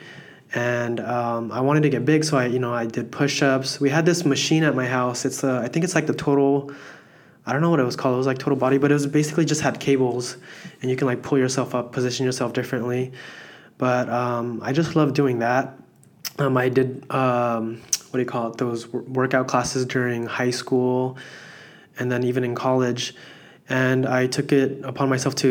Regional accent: Ventura County, California, United States; also born or lived in Philippines; I've lived here in Ventura County for the past, I'm 27 now, probably 23 years. Mm-hmm. I grew up here again. I came from the Philippines.

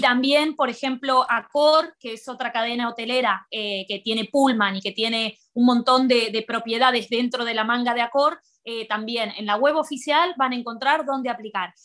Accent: Colón, Buenos Aires Province, Argentina; moved away as an adult; also born or lived in Rosario, Argentina / Barcelona, Spain; now in Maldives; yo soy de, un de Colón, Buenos Aires, es un pueblo al norte de la provincia y me fui ocho años a vivir a Rosario

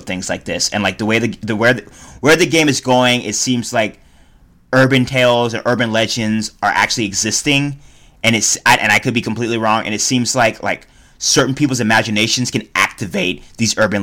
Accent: Reno, Nevada, United States; we're from Reno, Nevada, a trailer trash town

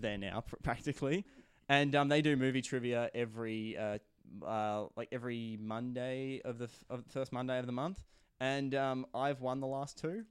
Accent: Shepparton, Victoria, Australia; based in my hometown of, uh, Shepparton.

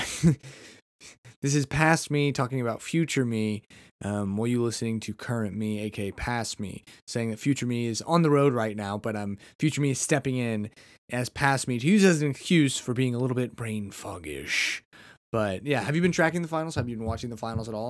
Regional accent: United States; I'm just a red-blooded American

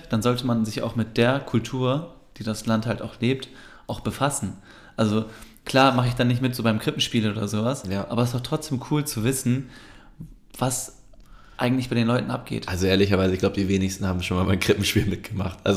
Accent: Turkey; now in Germany; Ja, aber als Türke hast du irgendwie gar kein Fest, was du krass abfeiern kannst.

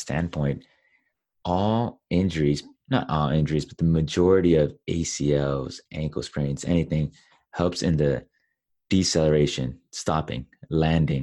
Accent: Los Angeles, California, United States; I grew up in Los Angeles

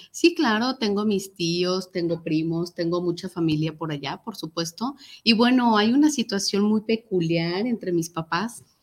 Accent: Tlaquepaque, Jalisco, Mexico; orgullosa de ser tapatía oriunda de Tlaquepaque

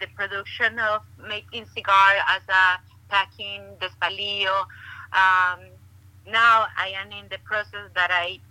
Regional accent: Estelí, Nicaragua; moved away; also born or lived in Daytona Beach, Florida; I'm born and raised in Esteli, Nicaragua

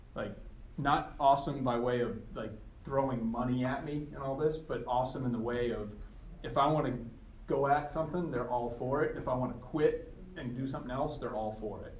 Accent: southern Maine, United States; I grew up in southern Maine

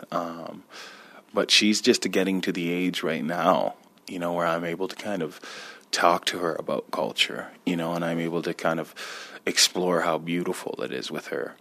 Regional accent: Six Nations, Ontario, Canada; I'm Mohawk, Turtle Clan, Haudenosaunee, and I'm from Six Nations

